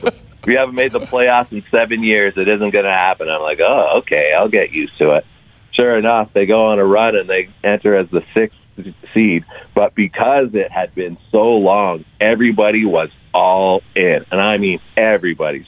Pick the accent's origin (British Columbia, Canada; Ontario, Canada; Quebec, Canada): Ontario, Canada; Stouffville; moved away as an adult; also born or lived in Calgary, Alberta; now in Toronto, Canada; we both grew up in Ontario. I'm from Stouffville.